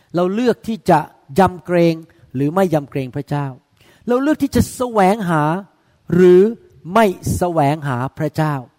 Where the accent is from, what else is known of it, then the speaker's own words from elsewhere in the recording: Thailand; เราเป็นคนไทยใช่ไหมครับเราไม่ได้โตมาในโบสถ์